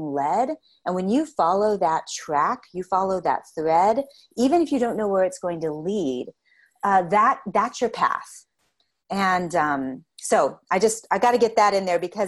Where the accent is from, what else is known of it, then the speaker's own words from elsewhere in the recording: Lubbock, Texas, United States; here in West Texas, you know, in my hometown in Lubbock